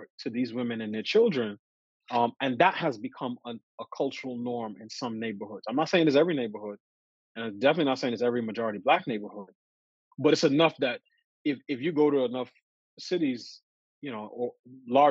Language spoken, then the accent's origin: English; New York City, New York, United States; I grew up in New York City.